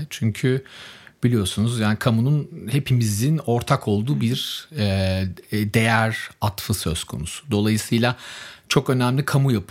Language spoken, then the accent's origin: Turkish; Germany; born there; Çünkü Almanya doğumluyum. Ailem Almanya'da yaşıyor